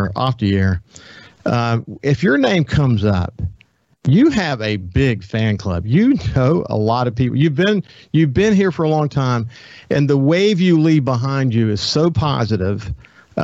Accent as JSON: {"language": "English", "town": "Belzoni", "region": "Mississippi", "country": "United States", "tie": "born or raised there", "said": "We were raised in Bellevue together"}